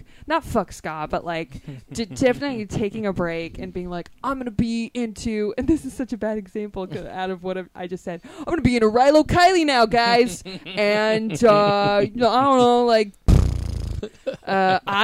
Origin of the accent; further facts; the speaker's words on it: Los Angeles, California, United States; I grew up in North Hollywood